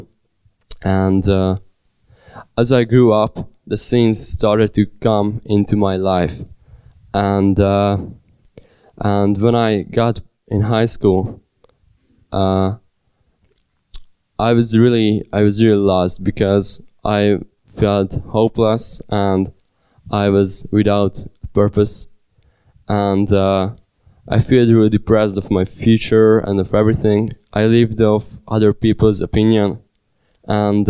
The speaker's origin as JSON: {"language": "English", "town": "Sárvár", "region": "Vas", "country": "Hungary", "tie": "born or raised there", "also_born_or_lived": "Budapest, Hungary"}